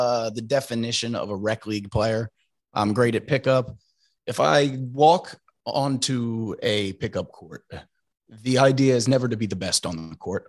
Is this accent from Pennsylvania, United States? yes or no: yes; Trevose, Pennsylvania, United States; moved away as an adult; also born or lived in Philadelphia, Pennsylvania; now in Brooklyn, United States; I am from a small town just outside of Northeast Philly known as Trevose.